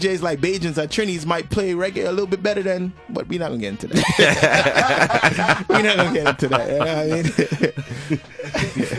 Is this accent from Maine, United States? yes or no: no; New York City, New York, United States; I was born in Brooklyn